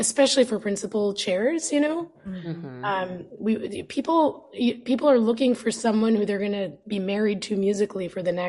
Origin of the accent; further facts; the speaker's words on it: New York, United States; moved away; growing up in New York